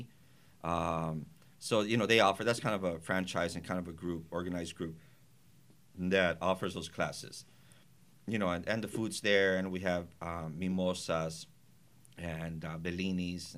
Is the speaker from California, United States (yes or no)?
yes; Los Angeles, California, United States; also born or lived in Montebello; now in Whittier, United States; I grew up. I was born in Highland Park